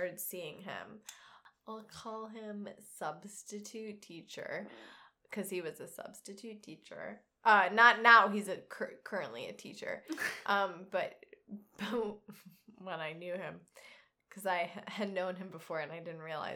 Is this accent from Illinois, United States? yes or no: yes; Naperville, Illinois, United States; now in Yorkville, United States; I'm from Naperville, but I currently live with my family out in Yorkville